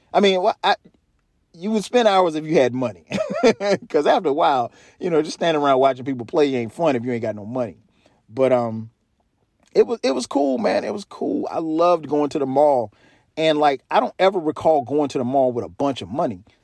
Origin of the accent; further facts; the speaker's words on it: South Carolina, United States; moved away; I grew up in South Carolina, so our falls are beautiful